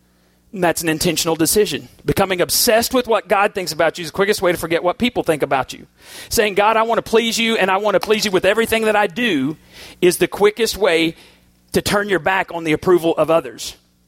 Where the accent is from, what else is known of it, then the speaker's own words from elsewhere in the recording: Boston, Massachusetts, United States; I am a rock and roll dude. I grew up on Foreigner in Boston.